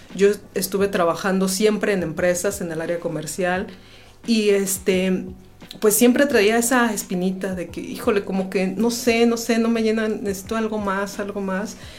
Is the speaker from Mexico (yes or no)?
yes; Querétaro, Mexico; also born or lived in Guanajuato; aunque mi acta de nacimiento es de, de Guanajuato, siempre, desde que nací he vivido aquí en Querétaro y toda mi familia es queretana